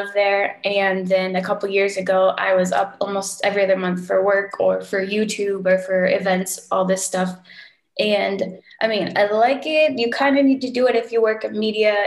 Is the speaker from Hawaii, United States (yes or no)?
yes; Hawaii, United States; moved away as an adult; now in Munich, Germany; I am originally from Hawaii, so I grew up there.